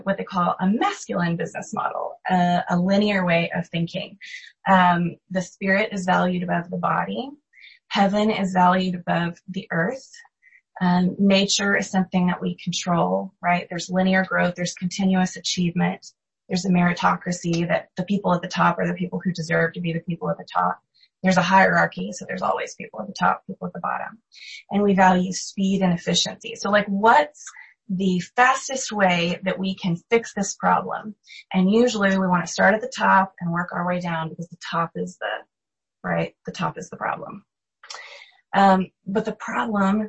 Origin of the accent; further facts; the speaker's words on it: United States; As American Christians